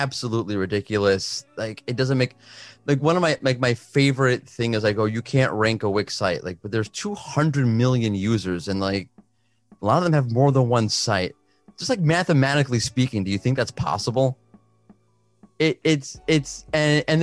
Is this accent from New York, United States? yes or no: yes; New York City, New York, United States; moved away as an adult; now in Israel; I'm from Brooklyn, Queens